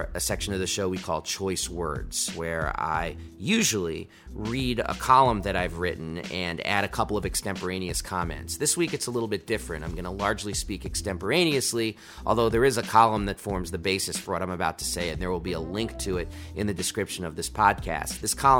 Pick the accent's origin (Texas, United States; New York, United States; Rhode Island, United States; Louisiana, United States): New York, United States; New York City; I grew up in New York City.